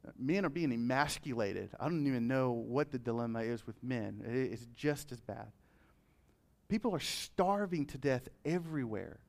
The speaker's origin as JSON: {"language": "English", "country": "United States", "said": "as American citizens of this nation"}